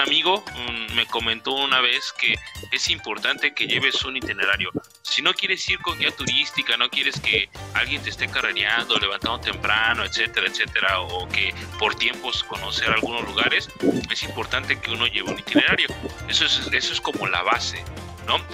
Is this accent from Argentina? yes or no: no; Mexico; aquí en mi país, México